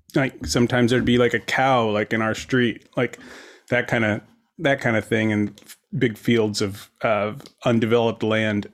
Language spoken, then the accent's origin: English; Fair Oaks, California, United States; now in Santa Monica, United States; I was born and raised outside of Sacramento in a little suburb called Fair Oaks